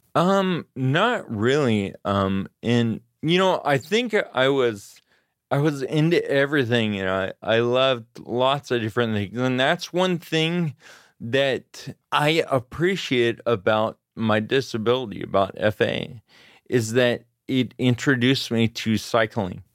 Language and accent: English; Grass Valley, California, United States; also born or lived in Auburn, California / Sacramento, California; I was born in Auburn, California, and I grew up in the foothills in California, Grass Valley